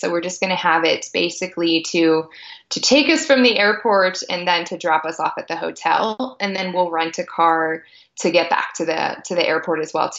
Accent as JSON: {"language": "English", "town": "Tampa", "region": "Florida", "country": "United States", "tie": "born or raised there", "moved": "yes", "said": "We grew up in Tampa."}